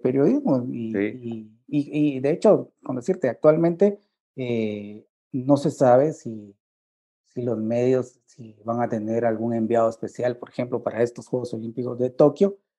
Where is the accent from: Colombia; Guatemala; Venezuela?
Guatemala; como guatemalteco